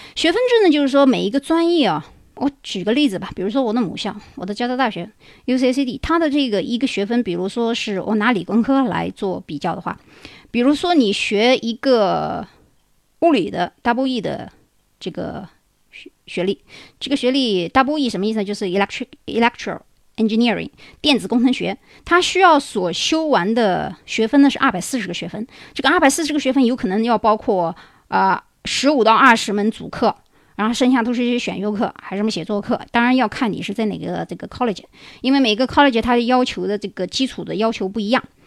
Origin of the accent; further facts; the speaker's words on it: China; now in United States; 我们中国人学英语